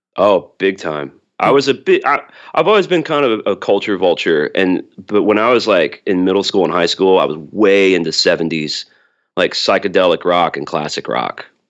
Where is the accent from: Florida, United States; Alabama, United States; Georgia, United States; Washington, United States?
Alabama, United States; Birmingham; I'm from Birmingham, Alabama